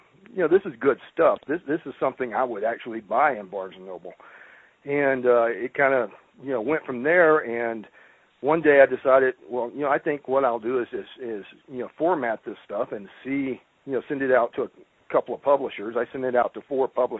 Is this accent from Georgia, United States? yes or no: no; rural Mississippi, United States; also born or lived in Louisiana; now in Colorado, United States; I grew up in rural Mississippi